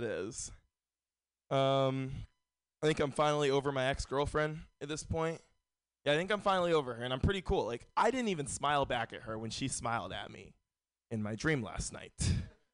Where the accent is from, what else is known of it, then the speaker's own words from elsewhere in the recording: San Francisco, California, United States; Born and raised in San Francisco.